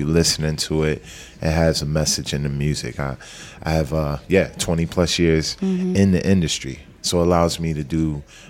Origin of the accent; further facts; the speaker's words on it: Philadelphia, Pennsylvania, United States; From Southwest Philly, 58th Street.